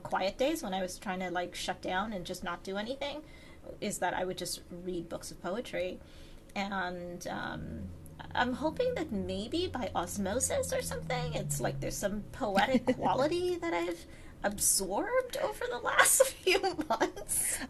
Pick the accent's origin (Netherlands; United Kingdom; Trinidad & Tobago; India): Trinidad & Tobago; now in United States; growing up in Trinidad